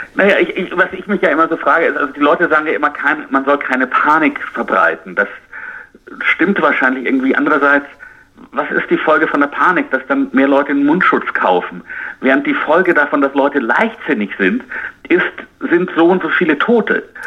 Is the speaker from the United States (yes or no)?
yes; United States; bei uns in Amerika